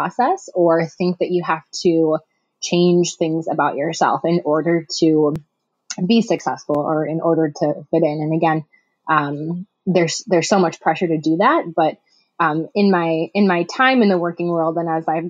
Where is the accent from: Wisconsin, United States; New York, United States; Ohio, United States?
Wisconsin, United States; Milwaukee; moved away as an adult; now in Madison, United States; I'm originally from the Milwaukee area in Wisconsin, and I live in Madison now